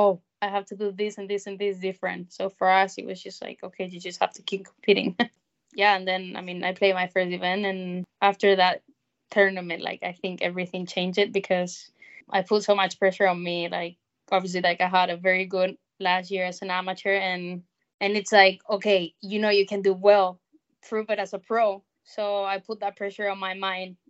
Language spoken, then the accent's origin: English; Spain; moved away as an adult; also born or lived in South Carolina, United States; my hometown with my family